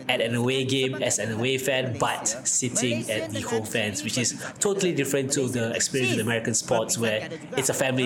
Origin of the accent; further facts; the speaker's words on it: Malaysia; as a proud Malaysian